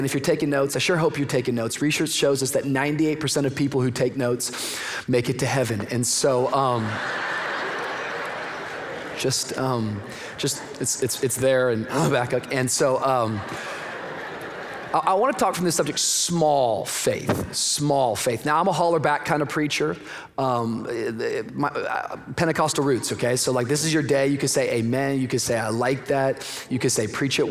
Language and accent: English; Miami, Florida, United States; I come from Miami